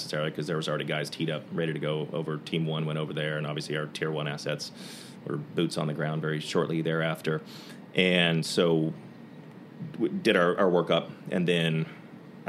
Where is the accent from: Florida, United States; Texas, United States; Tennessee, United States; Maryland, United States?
Texas, United States; Dallas; I grew up in Dallas